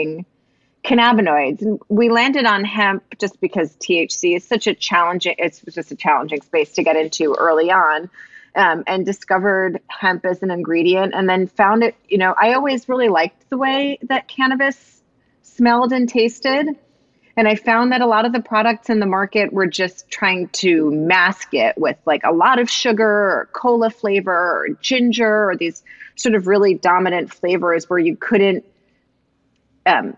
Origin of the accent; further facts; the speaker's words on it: East Coast, United States; moved away as an adult; also born or lived in New York; now in Portland, United States; So I'm from the East Coast originally also, and lived and worked in New York for most of my life and career, and then moved out to Portland